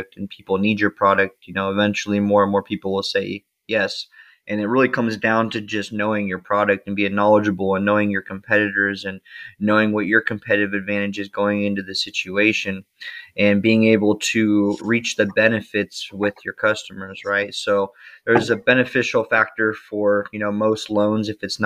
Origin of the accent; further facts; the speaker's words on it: Las Vegas, Nevada, United States; now in San Diego, United States; I'm from Las Vegas